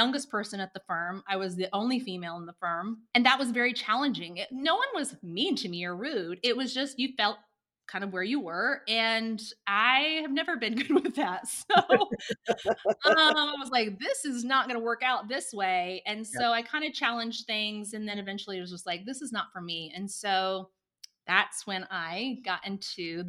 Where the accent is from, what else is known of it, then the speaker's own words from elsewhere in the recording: Indiana, United States; moved away as an adult; also born or lived in Oklahoma City; I'm from Indiana originally